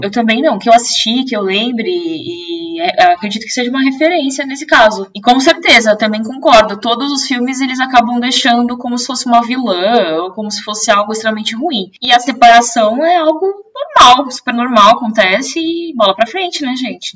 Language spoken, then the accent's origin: Portuguese; Brazil; accent: Brazilian